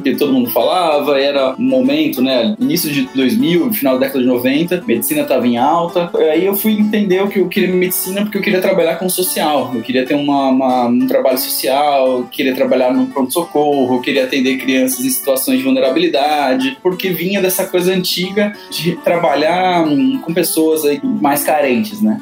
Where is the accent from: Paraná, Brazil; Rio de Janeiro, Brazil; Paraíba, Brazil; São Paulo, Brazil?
São Paulo, Brazil; Presidente Prudente; moved away as an adult; now in São Paulo, Brazil; Eu sou de Presidente Prudente, interior de São Paulo tá uns 580 quilômetros aqui da capital. Cresci, nasci, cresci lá